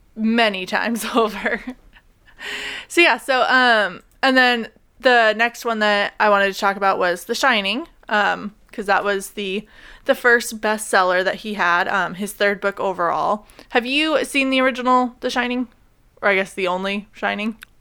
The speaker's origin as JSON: {"language": "English", "region": "Oregon", "country": "United States", "said": "we're both from Oregon"}